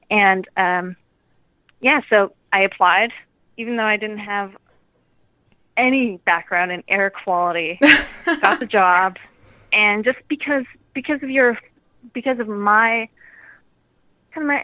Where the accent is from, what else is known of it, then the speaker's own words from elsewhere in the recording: Germany; now in Monterey, United States; I'm 28 years old. I live in beautiful Monterey, California, and I'm originally from Germany.